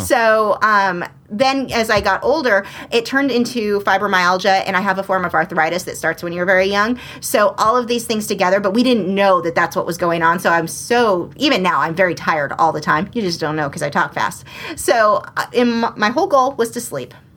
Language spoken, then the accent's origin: English; Southern California, United States; I'm from Southern California